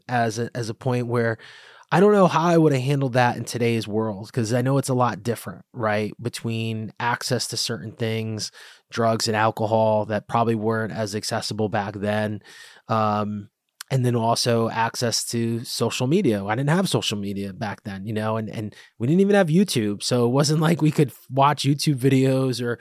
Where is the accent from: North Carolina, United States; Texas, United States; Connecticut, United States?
Connecticut, United States; Bridgeport; I grew up in Bridgeport